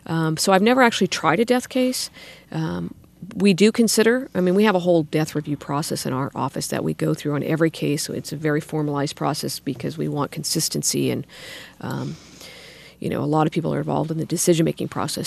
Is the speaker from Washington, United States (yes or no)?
no; Sacramento, California, United States; grew up in the Arden area went to local schools